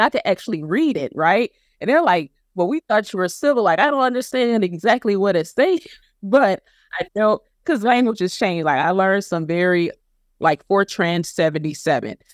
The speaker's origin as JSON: {"language": "English", "region": "South Carolina", "country": "United States", "tie": "born or raised there", "said": "my home state of South Carolina"}